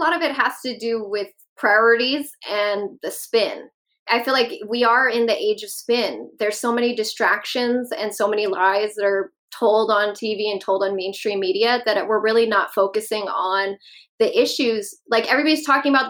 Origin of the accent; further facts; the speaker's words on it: Los Angeles, California, United States; when I grew up